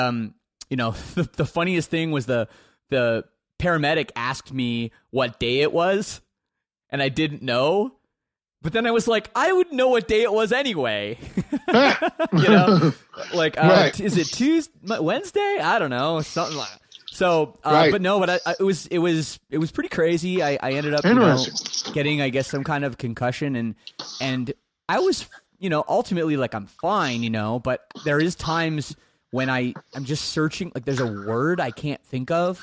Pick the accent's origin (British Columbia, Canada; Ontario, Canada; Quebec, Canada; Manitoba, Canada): Ontario, Canada; Toronto; I grew up in the Toronto suburbs